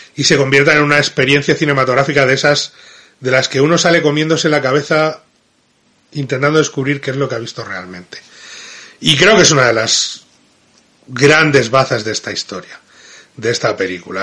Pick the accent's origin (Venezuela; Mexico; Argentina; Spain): Spain; Madrid, Community of Madrid; no es lo mismo como hablo yo, que soy de Madrid